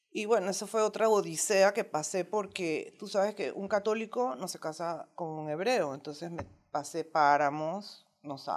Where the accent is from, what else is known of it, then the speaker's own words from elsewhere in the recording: Margarita, Nueva Esparta, Venezuela; now in Panama; Bueno, cuando nosotros llegamos de Margarita a Panamá, mi esposo abrió su negocio en Zona Libre